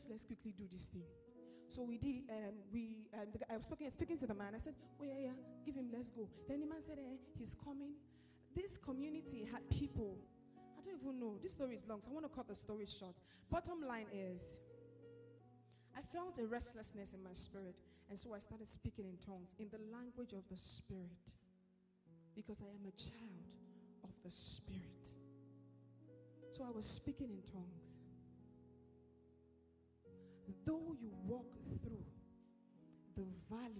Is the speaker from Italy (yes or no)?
no; Lagos, Nigeria; I was born in Lagos